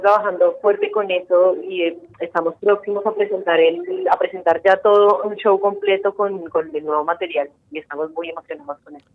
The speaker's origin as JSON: {"language": "Spanish", "country": "Colombia", "moved": "yes", "lives_now": "Argentina", "said": "como decimos en Colombia"}